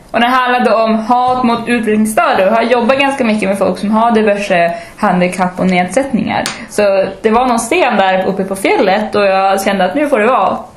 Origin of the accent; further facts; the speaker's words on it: Umeå, Västerbotten County, Sweden; accent: Norrländska; also born or lived in Stockholm; Och då sa jag med min djupaste norrländskaste brytning. Umeå.